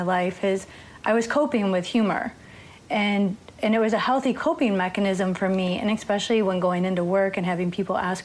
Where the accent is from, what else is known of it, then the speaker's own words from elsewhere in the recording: Waukegan, Illinois, United States; also born or lived in Las Vegas / New York; now in Los Angeles, United States; I was born and raised in Waukegan, Illinois, which is about 40 miles north of Chicago.